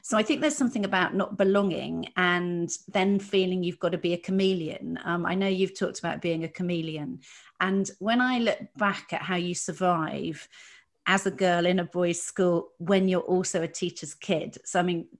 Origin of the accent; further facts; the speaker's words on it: Dorset, South West England, United Kingdom; I grew up in Dorset